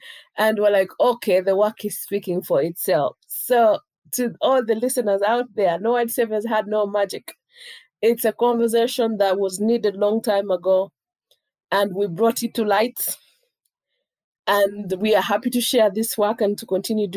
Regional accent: Jinja, Uganda; now in Kampala, Uganda; my hometown.

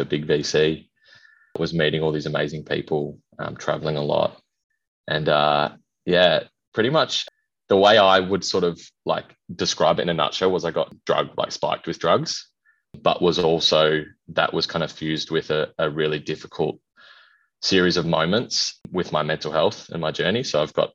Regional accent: Perth, Western Australia, Australia; moved away as an adult; also born or lived in Kalgoorlie, Western Australia; now in Brisbane, Australia; I am originally from Kalgoorlie, lived most of my life in Perth, but moved. I live in Brisbane now

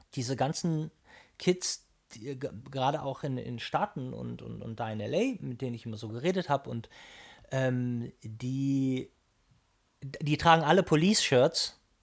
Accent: Hamburg, Germany; ich bin ja Hamburger

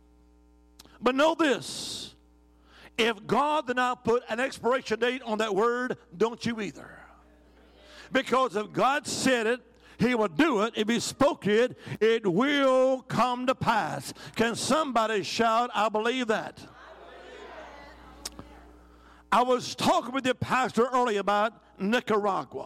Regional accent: Alabama, United States; originally, I'm from the Holy Land. I am. Alabama

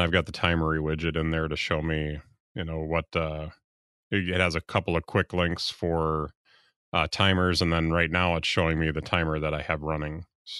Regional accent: United States; it doesn't look right to me as an American to have a U in there.

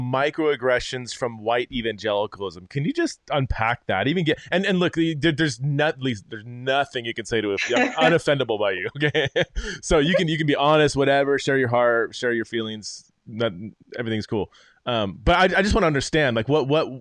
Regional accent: California, United States; I didn't grow up in the South. I grew up in California

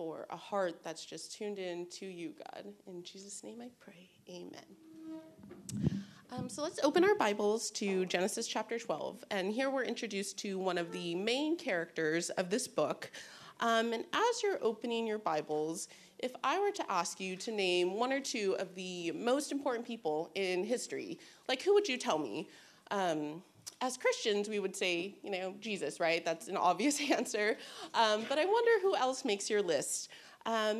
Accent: Bay Area, California, United States; I'm from the Bay Area

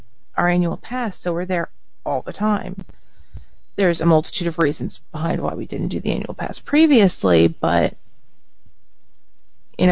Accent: New York, United States; now in Florida, United States; I'm from New York

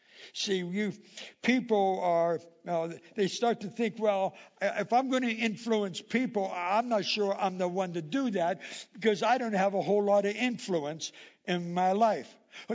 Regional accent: Indiana, United States; But when we moved here 20 years ago, there was we came from Indiana. And in Indiana, they would have tornadoes and all types of stuff.

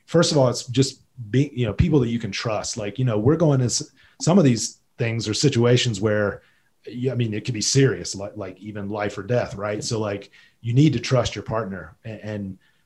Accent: North Carolina, United States; moved away as an adult; now in Jackson, United States; I'm from North Carolina. I grew up on near the coast.

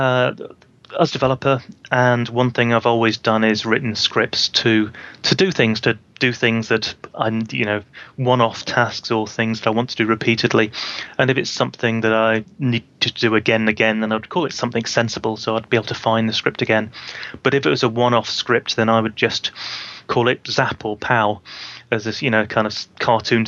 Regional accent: United Kingdom; I'm a Brit

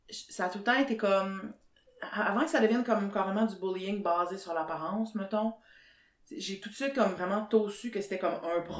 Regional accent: Sherbrooke, Quebec, Canada; moved away as an adult; now in Montreal, Canada; je viens de Sherbrooke

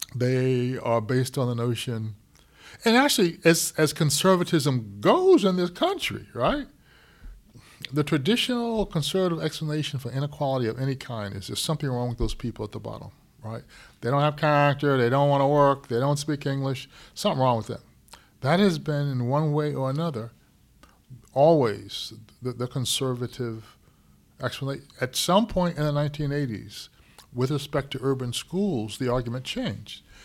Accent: Syracuse, New York, United States; growing up in Syracuse

